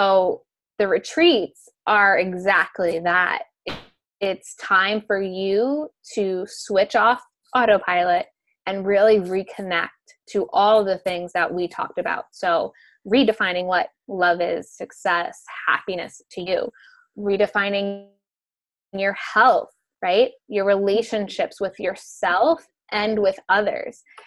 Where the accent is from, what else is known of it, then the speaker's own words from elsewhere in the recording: Amalfi Coast, Campania, Italy; moved away; also born or lived in New York; I live, you know, back and forth between New York and the Amalfi Coast in Italy.